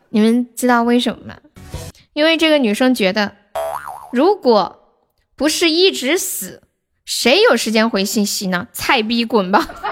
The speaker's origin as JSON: {"language": "Chinese", "region": "Sichuan", "country": "China", "accent": "Sichuanese", "said": "我们四川话"}